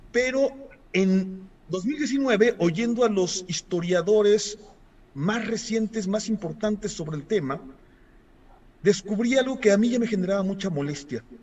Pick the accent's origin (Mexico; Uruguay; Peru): Mexico; nuestro ser como mexicanos